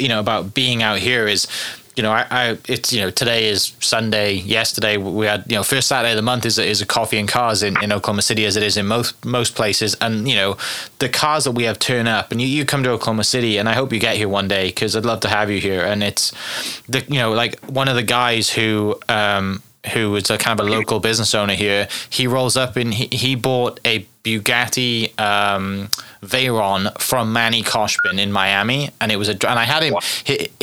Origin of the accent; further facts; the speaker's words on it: Wales, United Kingdom; now in United States; we're from Wales. We grew up watching WRC